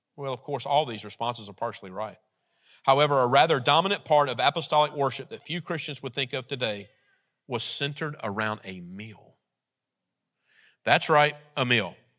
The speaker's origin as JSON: {"language": "English", "country": "United States", "said": "we're American."}